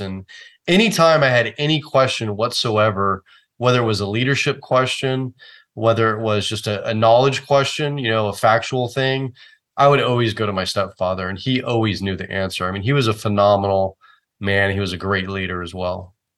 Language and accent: English; Oakland, California, United States; So I grew up in the San Francisco Bay Area. I was actually born and raised in Oakland